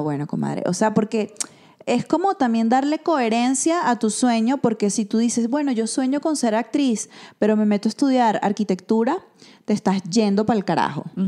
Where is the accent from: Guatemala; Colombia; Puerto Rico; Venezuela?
Venezuela; now in Mexico